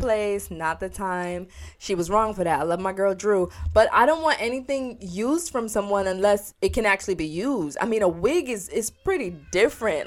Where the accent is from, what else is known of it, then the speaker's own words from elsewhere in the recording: New York, United States; we're from New York